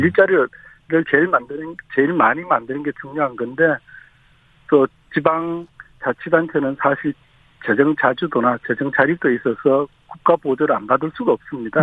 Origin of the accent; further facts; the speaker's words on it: Daegu, South Korea; 저도 고향이 대구니까